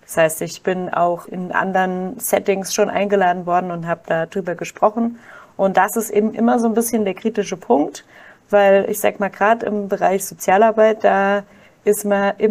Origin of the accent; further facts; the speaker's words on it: Kaiserslautern, Rhineland-Palatinate, Germany; Ich komme aus Kaiserslautern